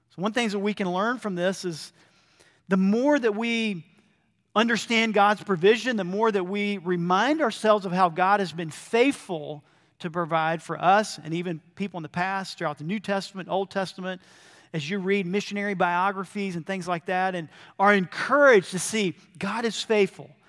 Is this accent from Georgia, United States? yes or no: yes; Georgia, United States; moved away as an adult; also born or lived in Brazil; growing up in Georgia and then coming back to Georgia